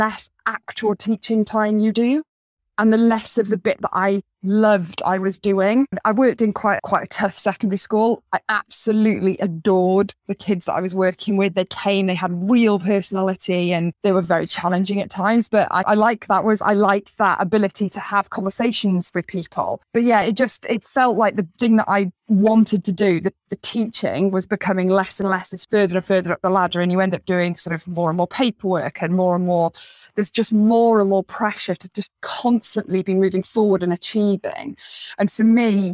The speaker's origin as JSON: {"language": "English", "region": "West Wales", "country": "United Kingdom", "tie": "born or raised there", "also_born_or_lived": "the Midlands", "said": "living where I grew up in West Wales here"}